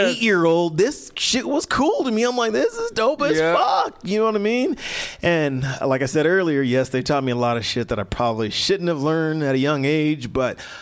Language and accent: English; Denver, Colorado, United States; my mom moved me and my brother up to Denver when I was like 1 year old